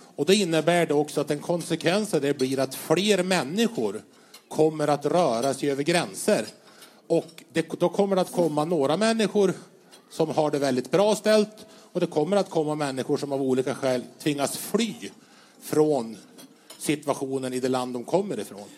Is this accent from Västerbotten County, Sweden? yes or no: yes; Vännäs, Västerbotten County, Sweden; har ju ett förflutet i kyrkans ungdom hemma i Vännäs